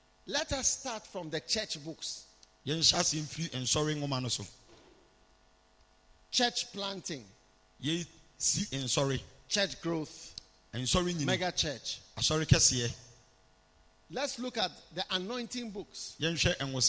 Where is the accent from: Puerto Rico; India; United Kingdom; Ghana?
Ghana; we will not be standing here as a Ghanaian